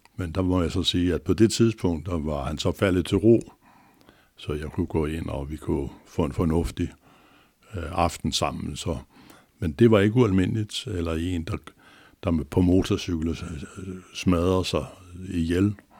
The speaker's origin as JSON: {"language": "Danish", "town": "Copenhagen", "region": "Capital Region of Denmark", "country": "Denmark", "tie": "born or raised there", "said": "jeg er ægte københavner med K, inden fra Nørrebro, Magnusgade hed den. Og øh, der nåede jeg lige at blive født"}